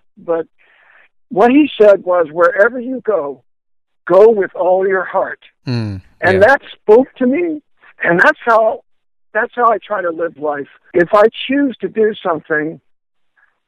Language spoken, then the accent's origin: English; Florida, United States; I was from Florida